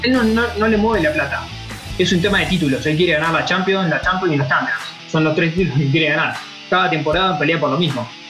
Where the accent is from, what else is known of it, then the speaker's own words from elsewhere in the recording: Argentina; yo como argentino